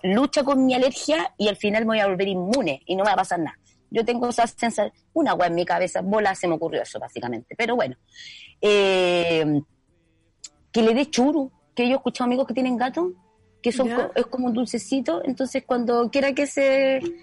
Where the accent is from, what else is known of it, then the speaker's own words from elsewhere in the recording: Puente Alto, Santiago Metropolitan Region, Chile; yo soy de Puente Alto